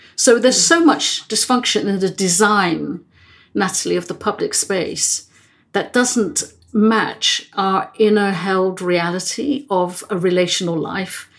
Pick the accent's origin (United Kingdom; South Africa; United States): United Kingdom; England; also born or lived in Netherlands; when I was three years old, I emigrated from Holland um, and moved to England with my family.